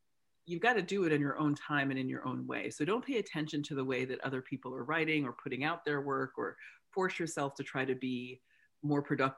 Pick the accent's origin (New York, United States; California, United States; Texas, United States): New York, United States; Warwick; moved away as an adult; also born or lived in Alaska / Rhode Island / Boston / England; I moved back to my hometown last week